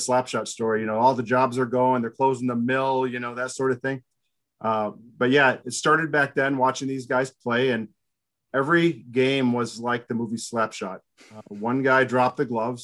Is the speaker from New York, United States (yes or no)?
yes; Binghamton, New York, United States; I grew up in Binghamton, New York